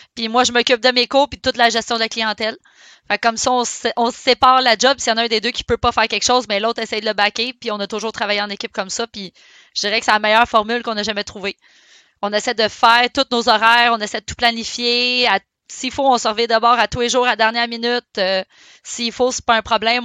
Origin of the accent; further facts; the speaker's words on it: Saint-Eustache, Quebec, Canada; Je suis née à Saint-Eustache